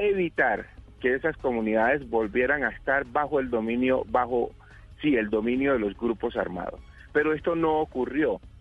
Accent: Colombia; ¿somos o no somos colombianos?

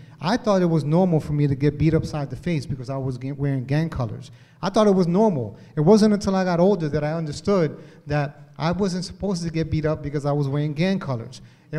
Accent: Hartford, Connecticut, United States; I come from Hartford, born and raised here.

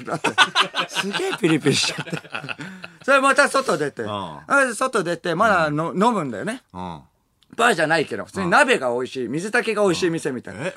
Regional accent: Tokyo, Japan; 僕東京出身だから

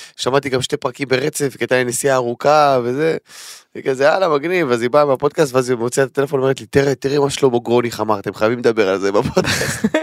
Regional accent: Tel Aviv, Tel Aviv District, Israel; אני תל אביבי מטונף

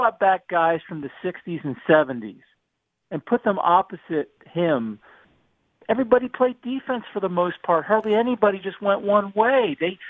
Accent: Miami, Florida, United States; I was born here in Miami.

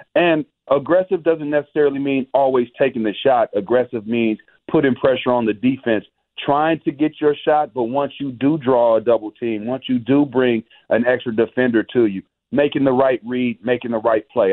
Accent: Bay Area, California, United States; I'm from the Bay Area

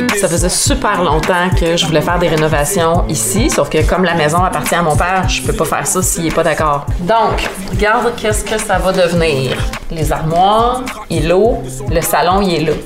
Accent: Quebec, Canada; chez nous au Québec

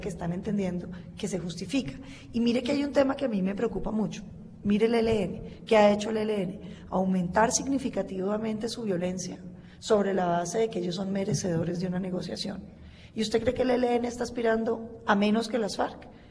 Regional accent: Colombia; nosotros como colombianos

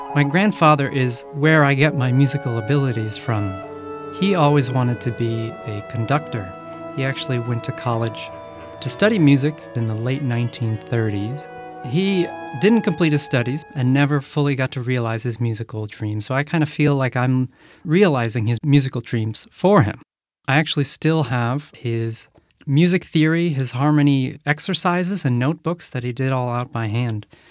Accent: Massachusetts, United States; moved away as an adult; I grew up in Massachusetts

